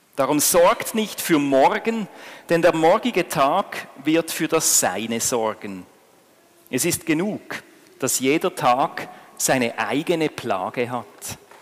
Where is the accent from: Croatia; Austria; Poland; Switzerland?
Switzerland; bei uns in der Schweiz